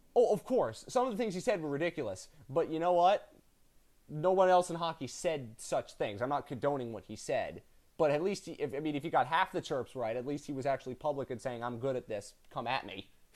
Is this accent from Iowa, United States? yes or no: no; New Jersey, United States; I'm from the part of New Jersey that's outside of Philadelphia